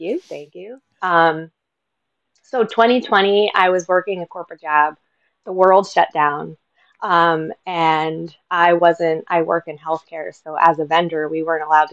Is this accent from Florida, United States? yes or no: no; Northeast Pennsylvania, United States; moved away as an adult; also born or lived in Philadelphia, Pennsylvania; I'm originally from the Northeast Pennsylvania area